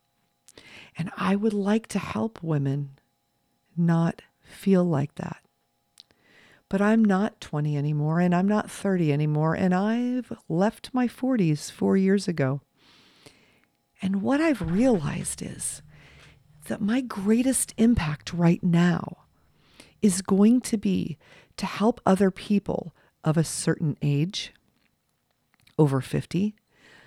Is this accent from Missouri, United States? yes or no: no; Los Angeles, California, United States; I was raised in Los Angeles.